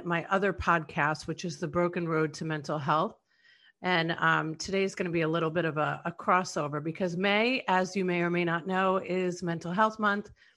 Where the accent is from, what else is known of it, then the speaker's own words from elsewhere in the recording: New York, United States; I'm from New York